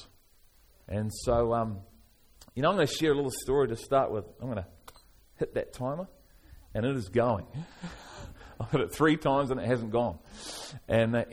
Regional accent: Liverpool, North West England, United Kingdom; moved away; I'm from Liverpool originally

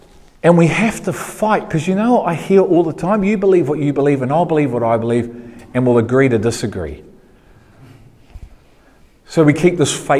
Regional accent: Liverpool, North West England, United Kingdom; Good on you, I'm a Scouser.

